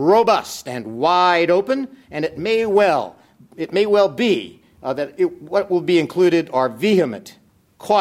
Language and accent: English; Pasadena, California, United States; moved away as an adult; now in Virginia, United States; a native Californian. I grew up in Pasadena